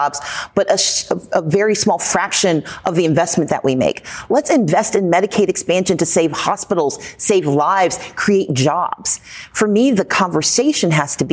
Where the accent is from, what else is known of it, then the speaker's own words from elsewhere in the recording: Mississippi, United States; I grew up in the Deep South, Mississippi